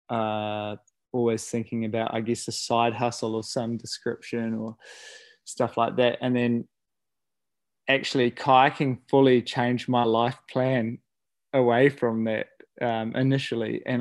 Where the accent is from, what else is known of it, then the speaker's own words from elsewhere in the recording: Okere Falls, Bay of Plenty, New Zealand; i guess i grew up in Okere Falls so that's where the Okere River or the kaituna river flows from